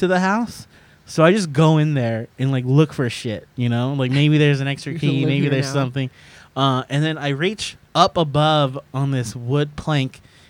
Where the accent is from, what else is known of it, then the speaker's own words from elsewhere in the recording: Sacramento, California, United States; my town growing up in Sacramento was pretty white